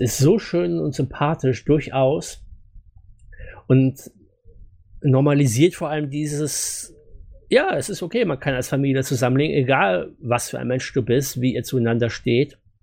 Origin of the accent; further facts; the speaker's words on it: Germany; wir hier als Deutsche